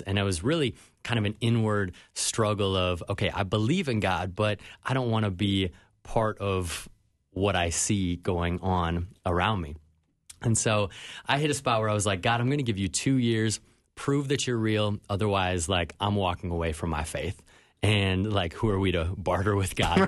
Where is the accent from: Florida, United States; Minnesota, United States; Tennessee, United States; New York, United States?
Minnesota, United States; Minnetonka; now in Miami, United States; I grew up in Minnetonka.